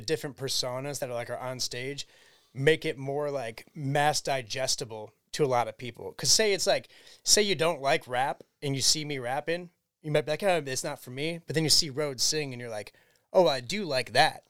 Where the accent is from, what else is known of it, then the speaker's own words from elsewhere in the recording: Cleveland, Ohio, United States; We'll tell them Cleveland, Ohio